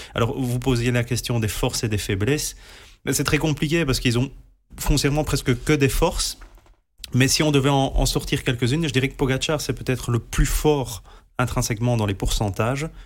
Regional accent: Belgium; on est belge

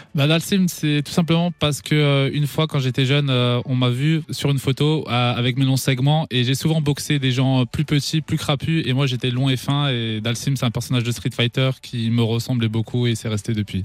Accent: Strasbourg, Grand Est, France; je suis originaire de Strasbourg, j'ai grandi à Haute-Pierre

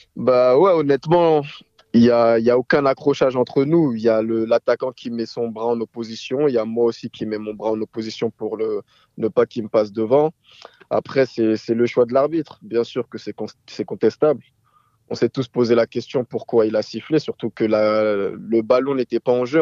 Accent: France; moi, je suis né en France

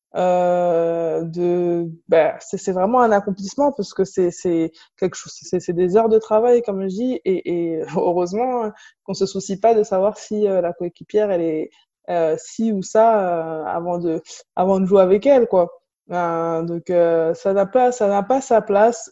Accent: La Courneuve, Île-de-France, France; j'ai grandi à La Courneuve, en Seine-Saint-Denis

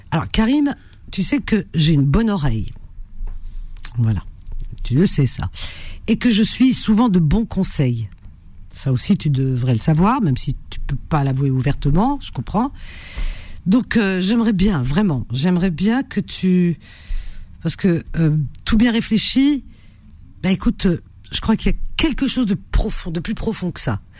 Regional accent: France; moi, je suis né en France.

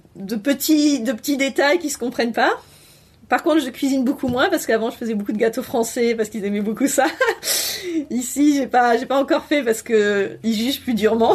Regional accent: Bordeaux, Nouvelle-Aquitaine, France; moved away as an adult; also born or lived in Brest / Lyon / Sète / Paris; je suis de Bordeaux

